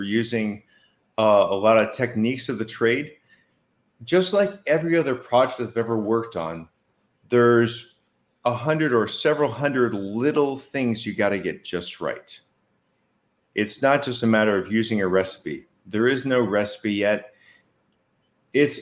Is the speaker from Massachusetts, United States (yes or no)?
yes; Boston, Massachusetts, United States; I am from Boston